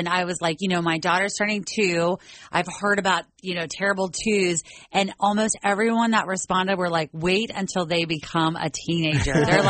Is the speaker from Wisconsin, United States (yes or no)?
no; Northern Kentucky, United States; growing up in Northern Kentucky and like listening to Q102 my whole life